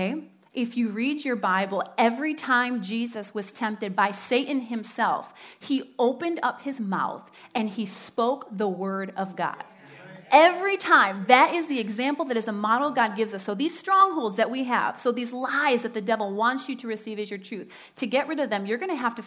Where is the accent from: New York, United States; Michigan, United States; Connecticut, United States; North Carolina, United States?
Michigan, United States; Standale; I grew up in Stendalay, as my husband likes to say. Stendalay.